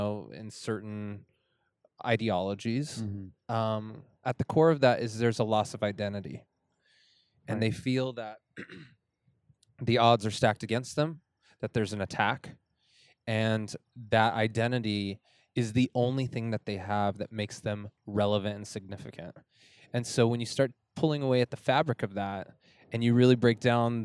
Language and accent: English; Farmington, New Mexico, United States; I grew up in Farmington, New Mexico